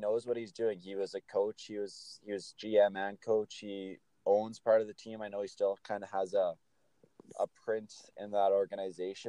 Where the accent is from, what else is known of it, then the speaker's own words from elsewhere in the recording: Saskatoon, Saskatchewan, Canada; I'm from Saskatoon, grew up with the Blades and Brandon